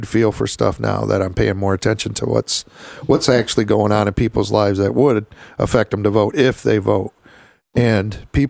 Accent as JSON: {"language": "English", "region": "Michigan", "country": "United States", "tie": "born or raised there", "said": "He wins Michigan. God bless my home state."}